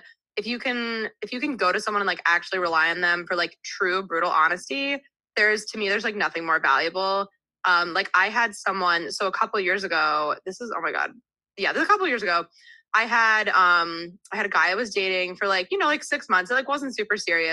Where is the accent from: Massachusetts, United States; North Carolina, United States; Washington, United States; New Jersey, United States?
New Jersey, United States; moved away as an adult; also born or lived in Texas; now in New York, United States; I'm from New Jersey. So I grew up like 20 minutes outside New York City.